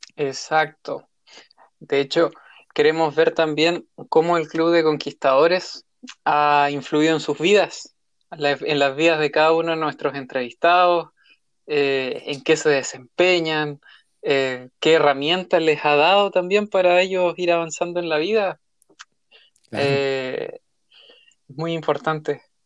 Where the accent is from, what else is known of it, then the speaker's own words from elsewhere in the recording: San Carlos, Ñuble, Chile; yo soy de acá de San Carlos